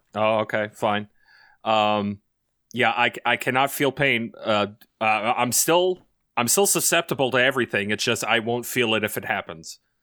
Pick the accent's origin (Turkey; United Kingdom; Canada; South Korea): Canada; I'm Canadian